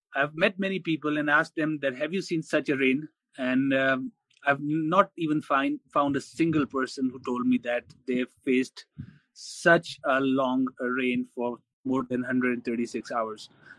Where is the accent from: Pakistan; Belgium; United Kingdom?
Pakistan; Sohbatpur, Balochistan; that is Sobatpur and other areas, because I come from Sobatpur.